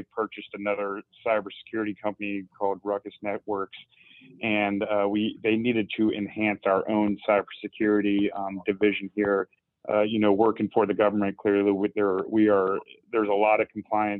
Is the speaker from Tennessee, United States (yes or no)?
no; Augusta, Georgia, United States; moved away as an adult; now in Charlotte, United States; I'm originally from Augusta, Georgia, but I currently have resided in Charlotte, North Carolina for almost 7 years now